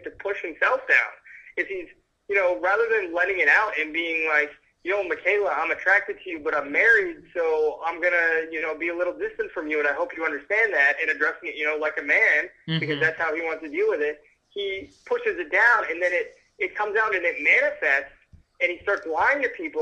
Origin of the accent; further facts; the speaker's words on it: Northeast, United States; I'm from the Northeast